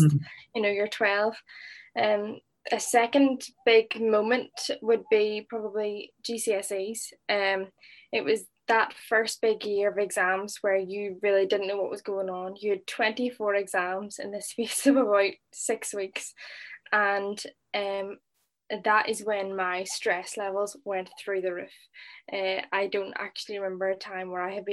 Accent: Northern Ireland, United Kingdom; moved away as an adult; now in Liverpool, United Kingdom; I'm originally from Northern Ireland, as you can hear.

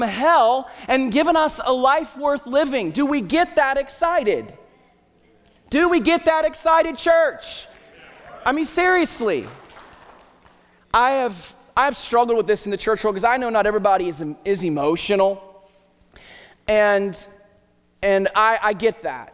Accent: Southern Ohio, United States; moved away; also born or lived in Hillsboro, Ohio; I grew up in Southern Ohio

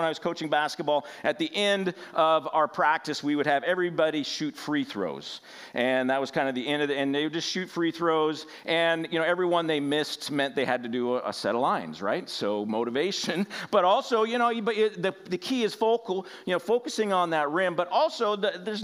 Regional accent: Washington, United States; I'm from Washington State

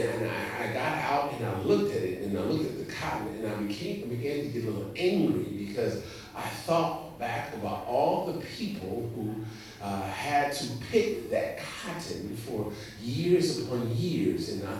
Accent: Indiana, United States; moved away; also born or lived in South Carolina; So, I'm from Indiana, so it's a rule. I lived in Indiana for a number of years, born in Indiana. It's a rural community, and we have nothing but corn and soybeans. Soybeans and corn. I came to South Carolina.

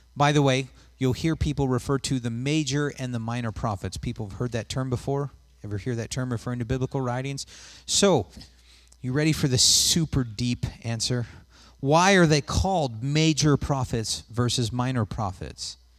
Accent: West Coast, United States; moved away; I'm from the West Coast

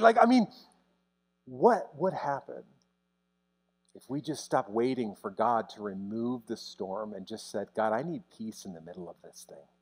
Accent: United States; as an American pastor

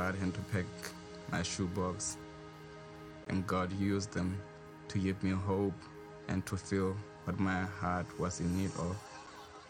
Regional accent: Lesotho; I was born in Lesotho, Southern Africa, and was raised in the villages.

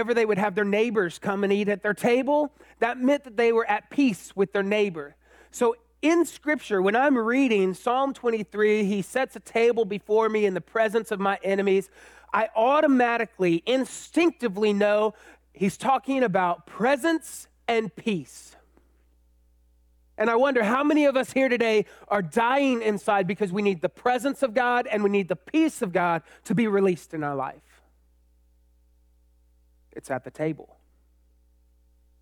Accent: Austin, Texas, United States; also born or lived in College Station, Texas; I grew up in Austin, then I went to A&M

